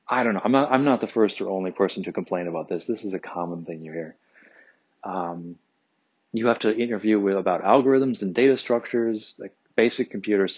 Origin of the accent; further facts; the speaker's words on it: Midwest, United States; now in San Francisco, United States; I'm from the Midwest